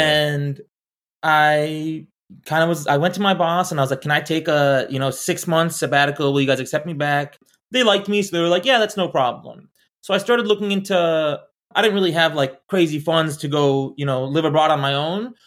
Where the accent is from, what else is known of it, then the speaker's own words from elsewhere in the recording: Orlando, Florida, United States; moved away; also born or lived in Arizona; I grew up in Orlando